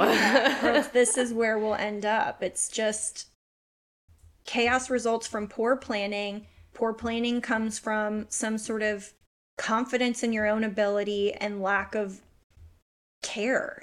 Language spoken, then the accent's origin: English; United States; I'm American